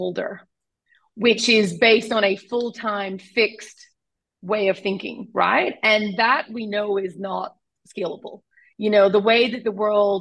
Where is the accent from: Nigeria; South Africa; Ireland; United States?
Ireland; accent: Irish; I'm Irish, right? So I'm actually, everyone thinks I'm Australian. I'm not, I'm Irish, this is my accent.